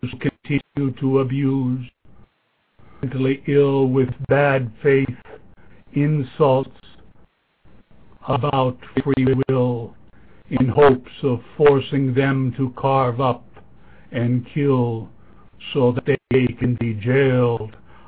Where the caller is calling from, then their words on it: Sonoma, California, United States; I'm calling from the Great Sonoma up in Northern California.